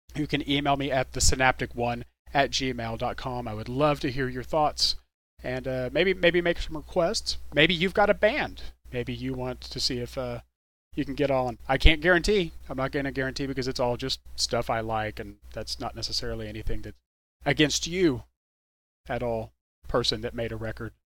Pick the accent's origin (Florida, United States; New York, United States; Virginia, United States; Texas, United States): Texas, United States; Dallas; I'm from the DFW area. I'm from Dallas Fort Worth, and we really love our local music here in, in DFW